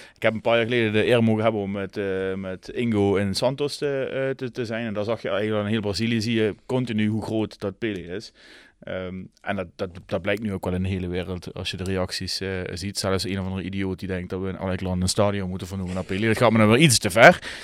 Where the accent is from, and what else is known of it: Netherlands